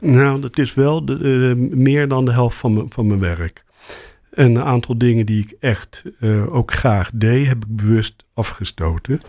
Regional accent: Rotterdam, South Holland, Netherlands; moved away as an adult; now in Amsterdam, Netherlands; ik kom uit Rotterdam en ik ben naar Amsterdam gegaan omdat ik ooit begonnen ben met tandheelkunde eh, studeren

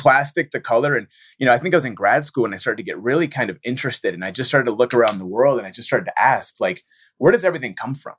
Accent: Michigan, United States; born and raised in Michigan

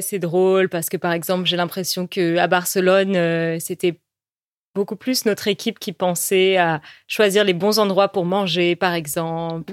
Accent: France; first language French; on est française

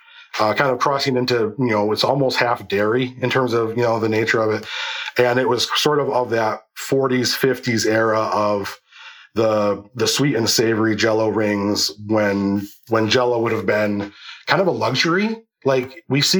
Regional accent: Lebanon, New York, United States; I'm from Lebanon, New York.

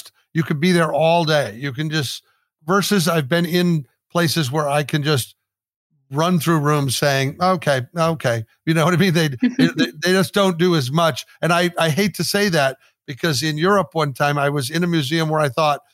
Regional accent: Midwest, United States; growing up in the Midwest here in America

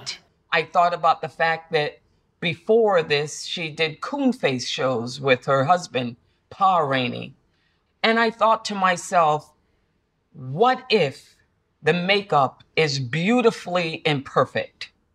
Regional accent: Central Falls, Rhode Island, United States; moved away; that little girl growing up in Central Falls.

